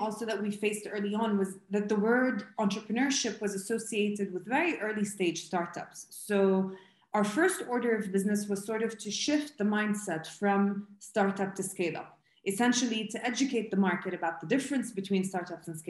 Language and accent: English; Jordan; I'm originally from Jordan